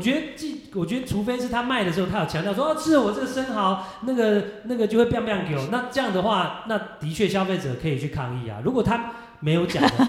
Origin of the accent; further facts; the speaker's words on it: Kinmen County, Taiwan; 我金门人